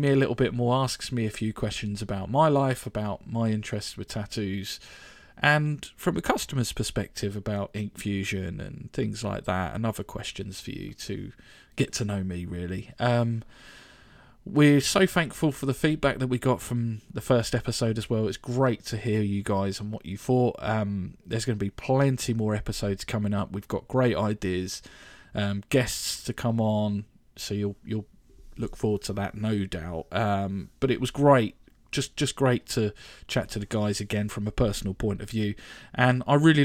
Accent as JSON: {"language": "English", "town": "Reading", "region": "South East England", "country": "United Kingdom", "tie": "born or raised there", "also_born_or_lived": "West London", "said": "I lived in Reading pretty much all my life, so... I consider myself a Redinensian"}